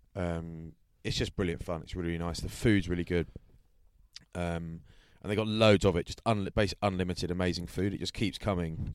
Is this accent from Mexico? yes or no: no; England, United Kingdom; I'm English